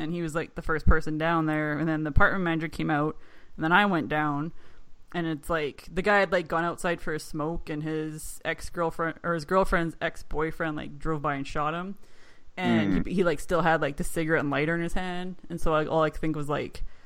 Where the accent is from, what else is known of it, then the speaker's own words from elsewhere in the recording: Canada; I'm Canadian